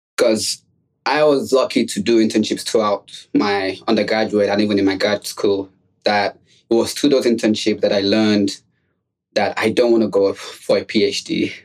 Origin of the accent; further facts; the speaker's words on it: Nigeria; moved away as an adult; also born or lived in New York City, United States; now in United States; I also was born and raised outside of the United States. I was born in Nigeria